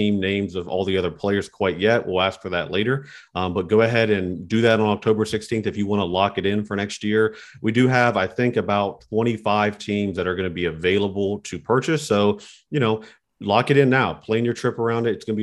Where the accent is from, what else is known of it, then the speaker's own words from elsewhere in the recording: Charleston, West Virginia, United States; I'm from Charleston as well.